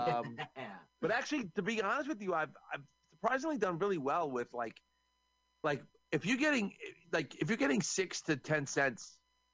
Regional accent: New York, United States; I'm from New York

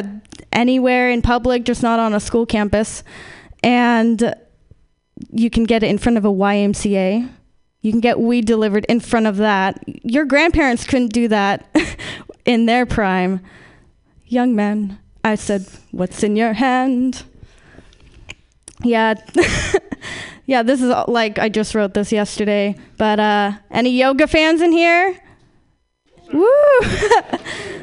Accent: Sierra Nevada, California, United States; moved away; I'm from the Sierra Nevadas, or, you know, the mountains that has a bunch of dank weed being grown

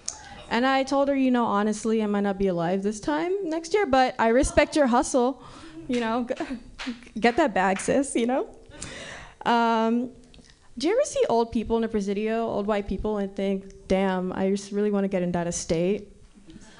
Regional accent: Nigeria; now in San Francisco, United States; growing up in Nigeria

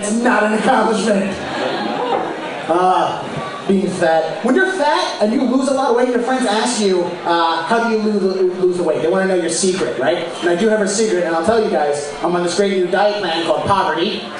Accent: Boston, Massachusetts, United States; I am from Boston

